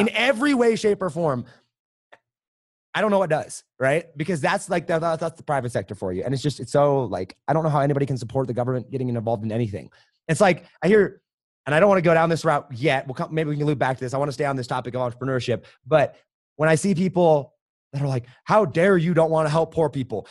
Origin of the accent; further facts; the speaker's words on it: Madison, Wisconsin, United States; also born or lived in Colorado; now in Denver area, United States; I was born in Wisconsin